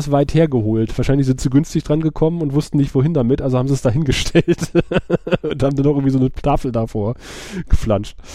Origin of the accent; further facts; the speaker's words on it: Aachen, North Rhine-Westphalia, Germany; weil ich bin ja in der Grenzregion aufgewachsen, wenn du halt in Aachen bist und du fährst irgendwie Walser Quartier nach Wals rüber.